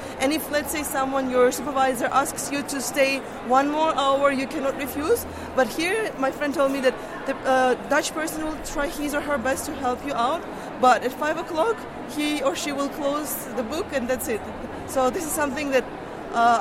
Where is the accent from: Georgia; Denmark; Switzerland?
Georgia; moved away as an adult; now in Netherlands; I'm from Georgia